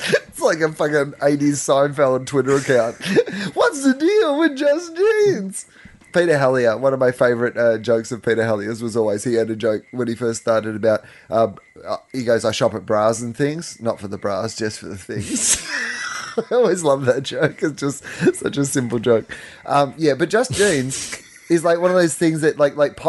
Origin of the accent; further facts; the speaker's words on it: Australia; I'm fucking Australian